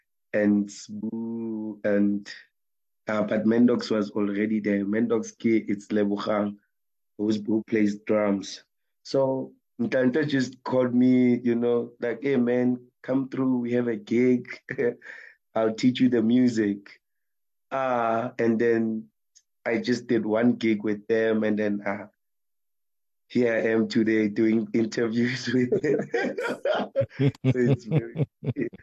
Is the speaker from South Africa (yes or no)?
yes; Tembisa, Gauteng, South Africa; we are from Tembisa, me and Reti